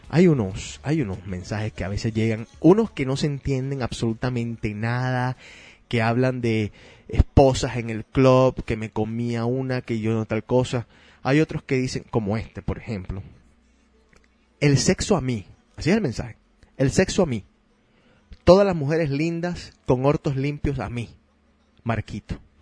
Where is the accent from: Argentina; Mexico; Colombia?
Argentina; moved away; En mi país le llamaban pastelero aquel que se cambiaba de equipos todo el tiempo